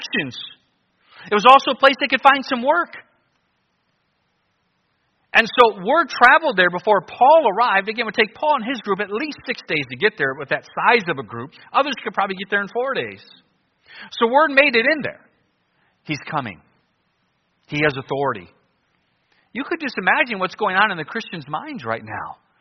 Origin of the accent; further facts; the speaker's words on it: Cleveland, Ohio, United States; moved away as an adult; also born or lived in New Guinea; I grew up in Cleveland and I liked it.